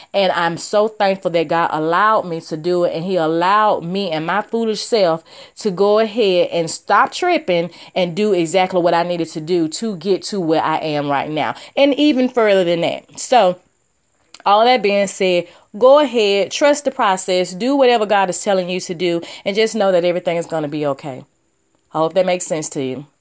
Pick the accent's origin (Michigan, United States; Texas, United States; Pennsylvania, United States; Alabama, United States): Alabama, United States; I'm this girl from Alabama